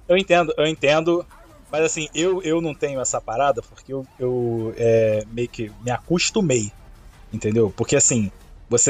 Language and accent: Portuguese; Rio de Janeiro, Brazil; accent: chiado; os três somos cariocas